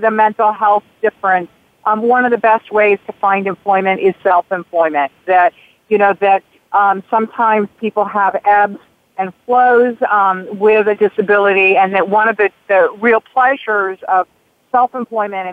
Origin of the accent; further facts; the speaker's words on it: North Carolina, United States; I grew up in North Carolina.